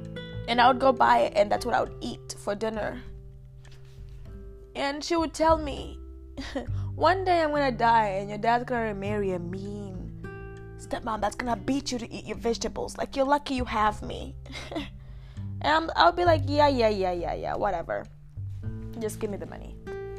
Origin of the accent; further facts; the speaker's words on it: Uganda; accent: Ugandan; But my accent was different growing up. I had a Ugandan accent, but it wasn't as strong. Americans might think it was strong